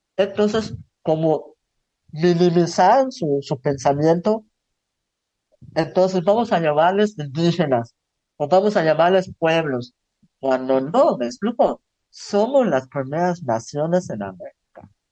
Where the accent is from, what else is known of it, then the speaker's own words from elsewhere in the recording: Tzucacab, Yucatán, Mexico; Soy del municipio de Zan, en Yucatán, eh, donde el 90% de las personas son mayablantes.